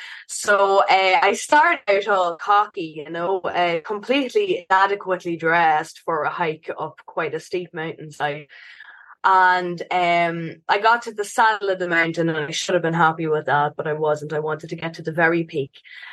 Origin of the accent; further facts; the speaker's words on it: Dundalk, Leinster, Ireland; also born or lived in Canada; When I was born in Canada, in the absolute northernmost reaches of Canada, and came back to Ireland when I was one, lived in this big Victorian pub in the centre of Dundalk town